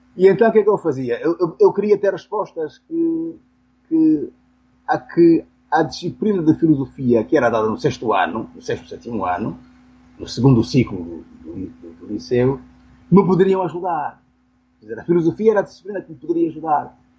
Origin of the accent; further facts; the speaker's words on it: Benguela, Angola; eu nasci em Benguela, uma pequena cidade do litoral